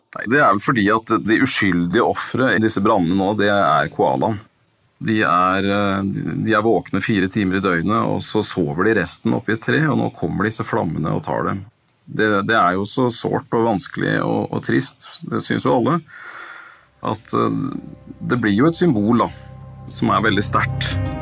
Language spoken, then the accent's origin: Norwegian; Norway; som nordmann